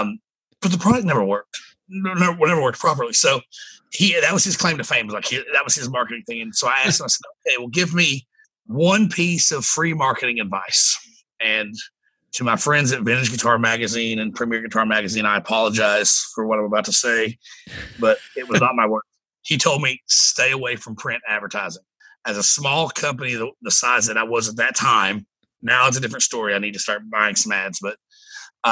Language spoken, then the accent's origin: English; East Tennessee, United States; now in Spring Hill, United States; growing up in East Tennessee and not having a lot of money